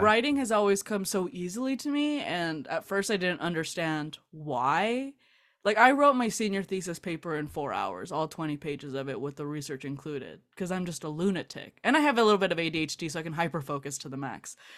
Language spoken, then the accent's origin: English; South Gate, California, United States; I grew up in Southgate, California.